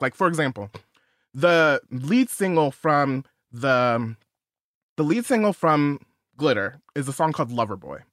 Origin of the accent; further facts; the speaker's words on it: outside of Los Angeles, California, United States; I grew up outside of Los Angeles